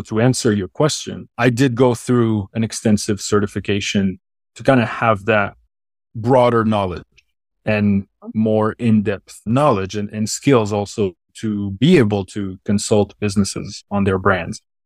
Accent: Switzerland; accent: Swiss; first language French; English is a second language; it's the Swiss accent in a way, because I'm from Switzerland. I'm not French

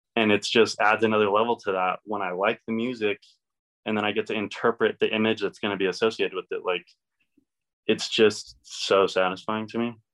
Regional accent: Elizabeth, Colorado, United States; also born or lived in Kansas; I'm from Elizabeth, um, but always kind of been in like the Denver area

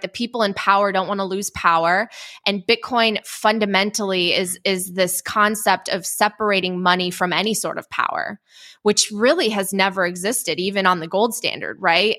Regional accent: Chicago, Illinois, United States; also born or lived in Poland; I was born in Poland. I don't really remember, uh, living there because I was five when my family came to the, the suburbs of Chicago

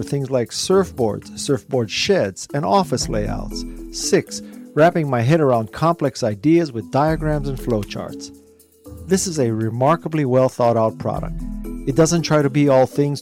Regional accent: Japan; I'm Japanese

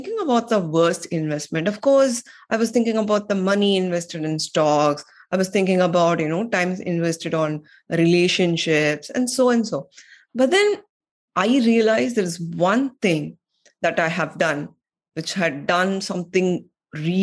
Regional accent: India; moved away as an adult; also born or lived in United States; I am from India

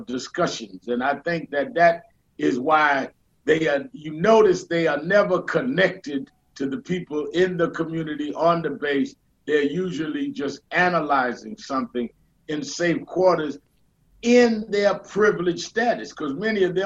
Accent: New York City, New York, United States; I was born and raised in Brooklyn

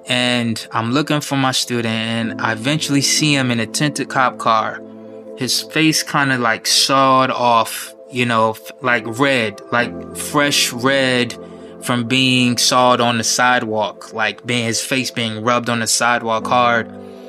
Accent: Wyandanch, New York, United States; also born or lived in Wichita, Kansas; But the stationary place, the home base, is New York, Wyandanche, Long Island. That's what I knew was home growing up.

